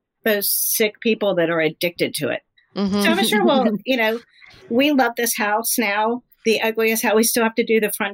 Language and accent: English; California, United States; moved away; also born or lived in Lake Tahoe / Hilton Head; I'm from California.